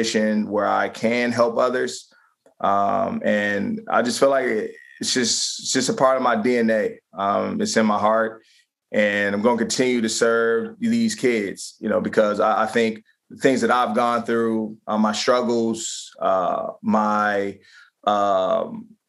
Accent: Prince George's County, Maryland, United States; moved away as an adult; now in Philadelphia, United States; my hometown a lot more back in PG County, Maryland

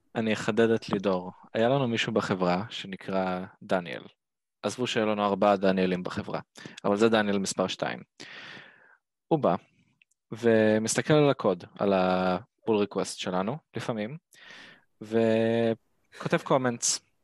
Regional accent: Ashdod, Southern District, Israel

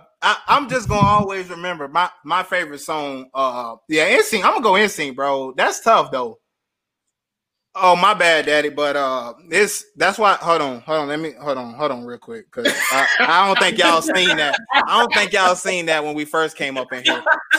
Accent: the South, United States; And I'm from the South, so I'm gonna say T.I.

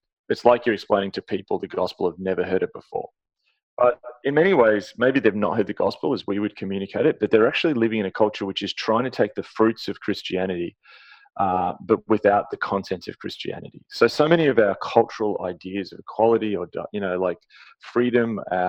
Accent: Canada; as a Canadian, you look, oh, hang on, this is not us

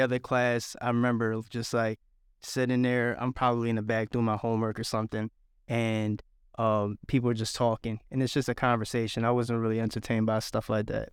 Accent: Philadelphia, Pennsylvania, United States; also born or lived in Savannah; now in Statesboro, United States; I was raised in Philadelphia

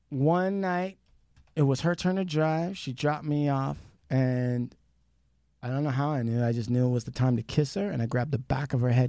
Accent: India; Oh, well, I'm an Indian. We dance around fire, so burn on.

